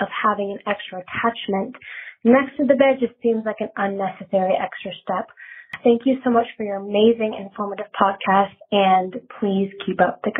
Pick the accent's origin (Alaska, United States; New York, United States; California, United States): California, United States; Los Angeles; I'm 22 years old and I'm from Los Angeles, California.